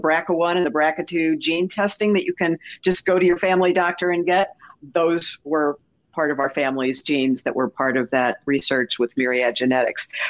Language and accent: English; St. Louis, Missouri, United States; I grew up in St. Louis, right next to the best bakery on the planet.